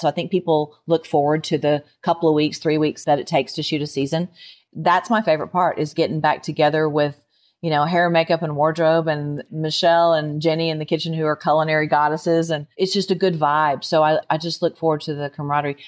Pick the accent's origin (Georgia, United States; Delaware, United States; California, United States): Georgia, United States; moved away as an adult; now in Nashville, United States; I grew up in Georgia